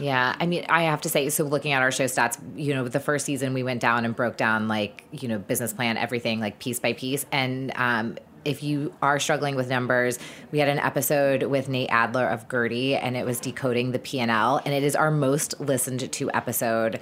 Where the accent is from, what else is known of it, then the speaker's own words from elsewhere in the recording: the South, United States; I grew up in the South